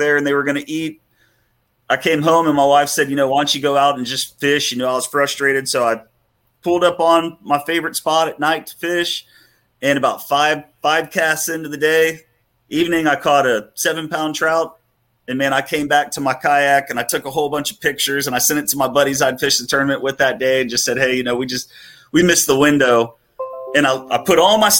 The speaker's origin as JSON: {"language": "English", "town": "Port O'Connor", "region": "Texas", "country": "United States", "tie": "born or raised there", "moved": "as an adult", "lives_now": "Houston, United States", "said": "my brother and I, we grew up wade fishing in Port O'Connor"}